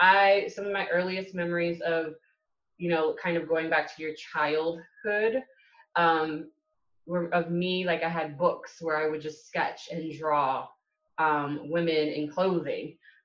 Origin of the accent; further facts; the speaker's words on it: California, United States; also born or lived in Hawaii / Japan / England; now in Atlanta, United States; I claim California. I was born there. I graduated high school from there and college. But I literally have grown up in Hawaii, Japan, England, and now I'm here in Atlanta.